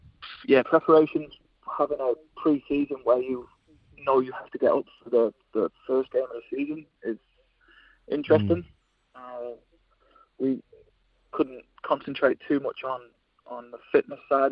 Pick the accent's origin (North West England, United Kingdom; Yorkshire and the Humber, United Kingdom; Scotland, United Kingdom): North West England, United Kingdom; Winsford; now in New Zealand; We grew up in the UK. We're between Liverpool and Manchester.